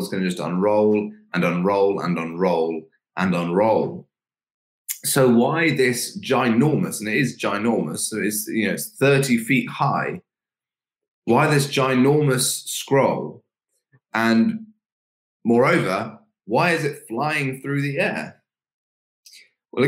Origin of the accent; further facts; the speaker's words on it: England, United Kingdom; we as English people